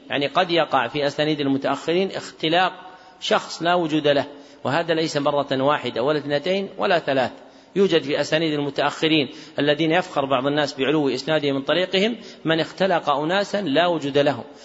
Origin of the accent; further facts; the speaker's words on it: Najd, Saudi Arabia; منهم من أهل بلدنا نجد